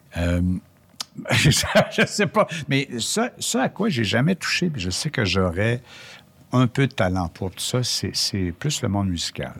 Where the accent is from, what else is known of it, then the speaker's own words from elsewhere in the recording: Quebec, Canada; chez nous, au Québec